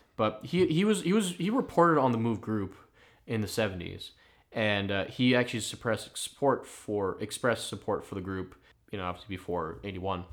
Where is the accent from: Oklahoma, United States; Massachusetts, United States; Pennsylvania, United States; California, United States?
Pennsylvania, United States; Philadelphia; I'm from the Northeast